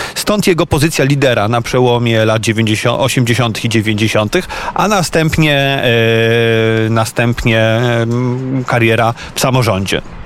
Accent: Łódź, Łódź Voivodeship, Poland; Ja jako łodzianin

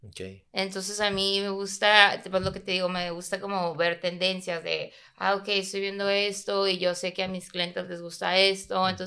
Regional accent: Tijuana, Baja California, Mexico; soy de Tijuana.

